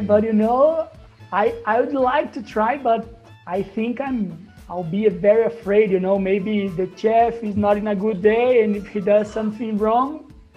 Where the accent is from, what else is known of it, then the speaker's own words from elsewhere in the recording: Brazil; English is a second language; also born or lived in Australia; I'm back in Brazil